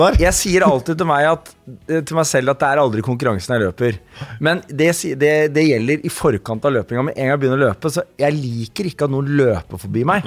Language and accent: Norwegian; Slemmestad, Akershus, Norway; Min pappa og jeg er fra Slemmestad